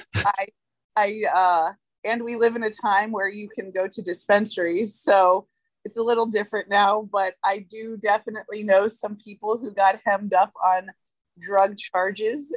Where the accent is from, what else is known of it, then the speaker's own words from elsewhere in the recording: Georgia, United States; also born or lived in Philadelphia / Oklahoma; I'm from Georgia. Like I I'm, I grew here, but uh, I moved to Philadelphia.